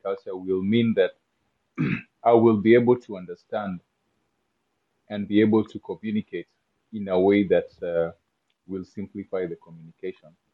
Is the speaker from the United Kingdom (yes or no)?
no; Kenya; English is a second language; moved away as an adult; as a Kenyan and how I grew up